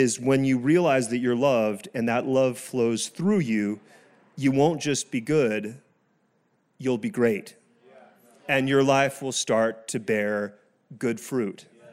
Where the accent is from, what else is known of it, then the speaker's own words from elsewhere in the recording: France; first language French and English; moved away; I was born in France. I learned French and English at the same time